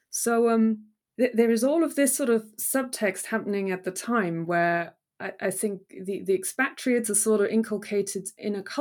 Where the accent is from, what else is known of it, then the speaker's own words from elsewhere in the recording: Germany; now in United Kingdom; So obviously, I came from Germany, hadn't been in Britain that long